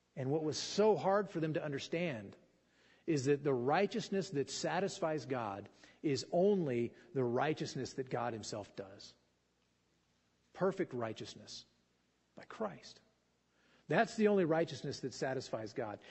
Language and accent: English; Fallon, Nevada, United States; I grew up in Fallon, and you know we didn't have a lot of water